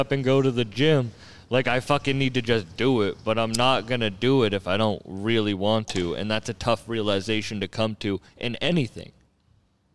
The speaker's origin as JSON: {"language": "English", "town": "Fitchburg", "region": "Massachusetts", "country": "United States", "said": "I'm from Fitchburg"}